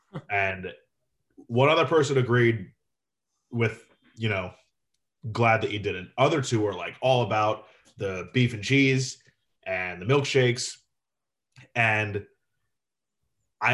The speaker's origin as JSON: {"language": "English", "region": "Florida", "country": "United States", "tie": "born or raised there"}